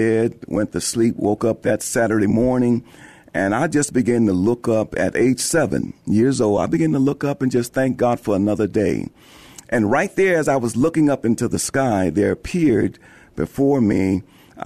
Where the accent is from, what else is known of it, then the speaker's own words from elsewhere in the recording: San Antonio, Texas, United States; I am originally from San Antonio. I was born here.